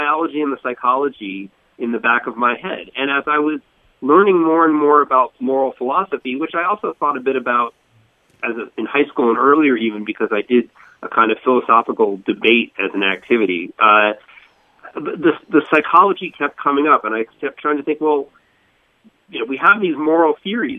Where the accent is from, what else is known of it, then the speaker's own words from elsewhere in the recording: Boca Raton, Florida, United States; moved away as an adult; also born or lived in Northeast United States; I grew up in Florida, in Boca Raton, went to school in Fort Lauderdale